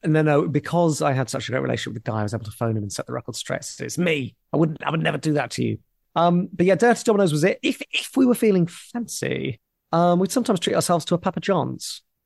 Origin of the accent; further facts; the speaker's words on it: Portsmouth, South East England, United Kingdom; moved away; I grew up in Portsmouth